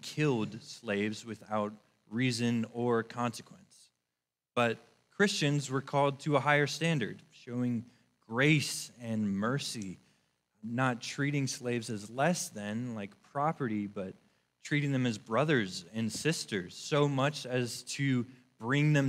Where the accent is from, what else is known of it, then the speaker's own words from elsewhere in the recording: Northern Virginia, United States; I am from Northern Virginia